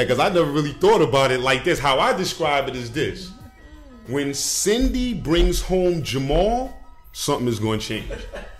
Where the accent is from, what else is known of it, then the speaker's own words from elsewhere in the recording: Bronx, New York, United States; I'm from the Bronx, too, so I didn't understand what was going on just in California.